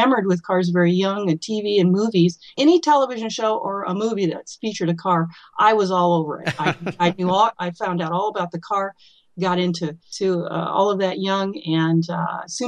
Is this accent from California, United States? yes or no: yes; Burbank, California, United States; I was born in Southern California and grew up in Burbank, California